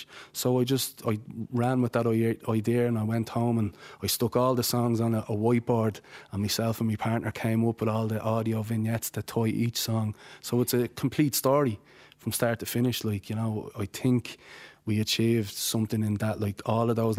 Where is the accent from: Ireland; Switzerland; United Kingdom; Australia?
Ireland; Shankill, County Dublin; moved away as an adult; also born or lived in Tallaght; now in County Clare, Ireland; I'm from Shankill in South County Dublin. And I was born and reared there.